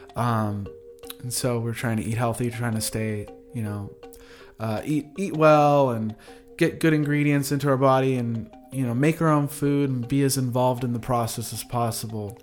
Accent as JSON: {"language": "English", "town": "Ventura", "region": "California", "country": "United States", "tie": "born or raised there", "said": "I grew up in Ventura, California, surfing"}